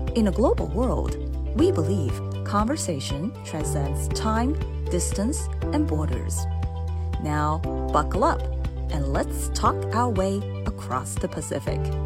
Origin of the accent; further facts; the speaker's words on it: Hangzhou, Zhejiang, China; Hangzhou is actually my hometown